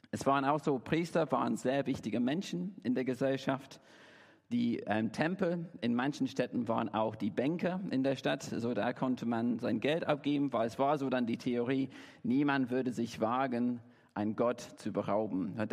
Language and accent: German; Derby, East Midlands, United Kingdom; German is a second language; now in Dresden, Germany; Ich komme ursprünglich aus Derby in England, wohne jetzt in Deutschland seit elf Jahren, bin hier in Dresden seit drei